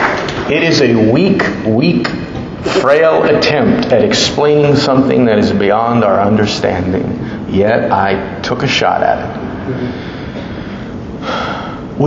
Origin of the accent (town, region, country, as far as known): United States